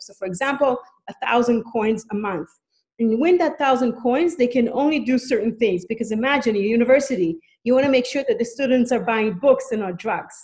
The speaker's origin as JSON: {"language": "English", "country": "Israel", "moved": "as an adult", "lives_now": "Canada", "said": "I'm from Canada. I mean, I'm originally from Israel, but I've been a Canadian since birth, and I've been living in Canada for the past 11 years"}